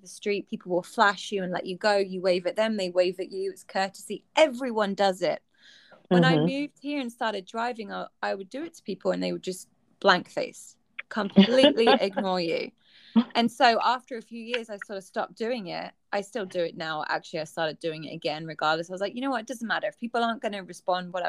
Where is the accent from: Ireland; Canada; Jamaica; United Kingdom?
United Kingdom; England; now in United States; when I grew up in England